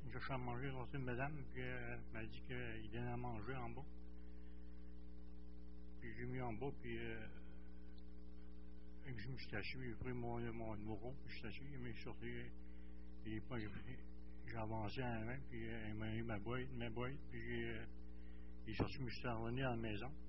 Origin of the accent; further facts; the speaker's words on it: Gaspésie, Quebec, Canada; now in Saint-Hyacinthe, Canada; suis né en Gaspésie j'ai arrivé par mon beau-père.